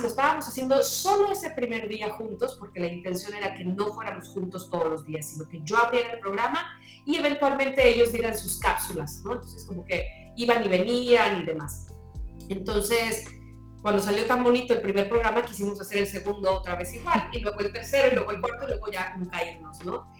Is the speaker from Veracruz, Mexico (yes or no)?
yes; Veracruz, Mexico; moved away as an adult; also born or lived in Mexico City; yo estaba iniciándome en la radio aquí en, la ciudad de Veracruz